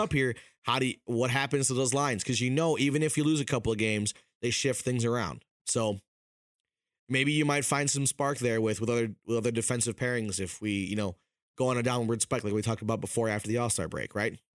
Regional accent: Wisconsin, United States; now in Minnesota, United States; I was born in Wisconsin, I came here in twenty eleven

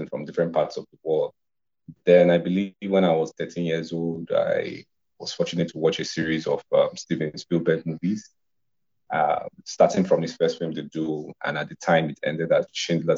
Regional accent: Nigeria; I am a Nigerian filmmaker.

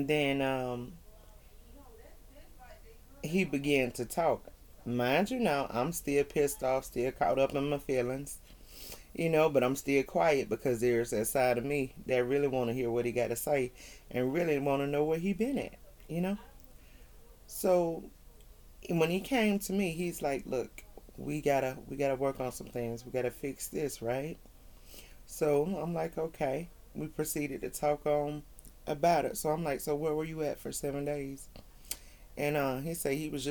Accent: the South, United States; I'm from the South

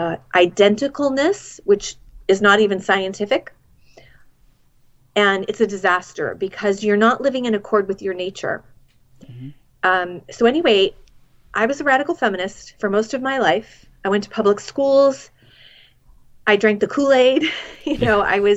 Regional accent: Boston, Massachusetts, United States; moved away; I'm originally from Boston

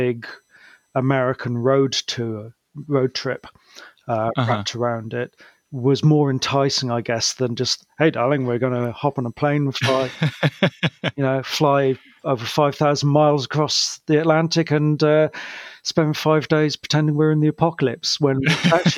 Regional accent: United Kingdom; also born or lived in Cardiff; as a Brit

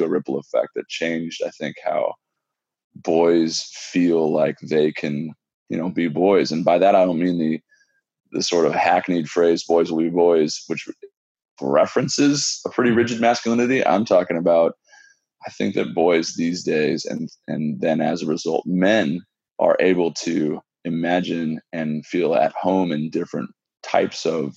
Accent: West Coast, United States; moved away; I'm from the West Coast

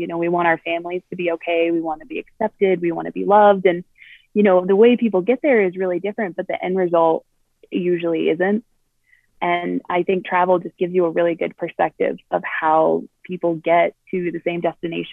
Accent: Colorado, United States; I'm from Colorado

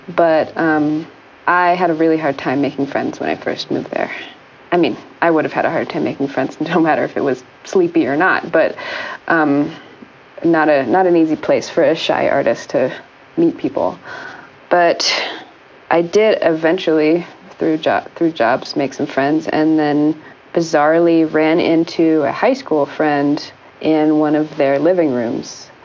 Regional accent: Kansas, United States; moved away as an adult; also born or lived in Rhode Island; I grew up in the Midwest. I grew up in Kansas

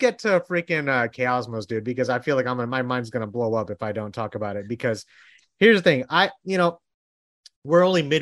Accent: Texas, United States; I'm from Texas

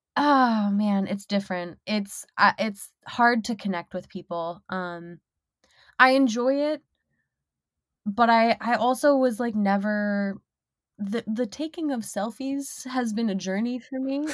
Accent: Minnesota, United States; moved away as an adult; now in Detroit, United States; I'm from Minnesota

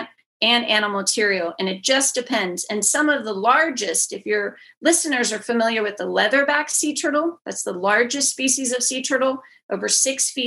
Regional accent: just outside of Pittsburgh, Western Pennsylvania, United States; born or raised there; moved away; also born or lived in Houston

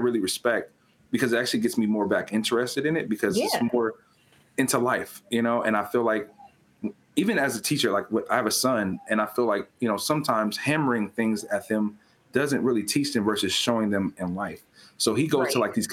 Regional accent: California, United States; moved away; I was born and raised in California. I don't currently live in California.

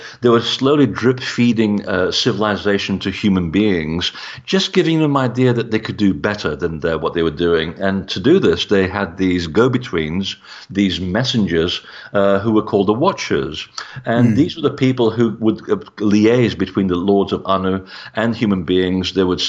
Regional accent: Portugal; born there; And I mean, I was born in Portugal. So for me, it was a matter of looking at the connection between Portugal and the Templars.

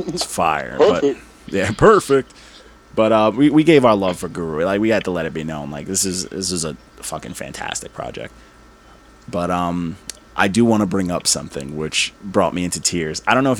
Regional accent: Brooklyn, New York, United States; Yeah. I'm from New York City. I'm from Brooklyn. Bed-Stuy.

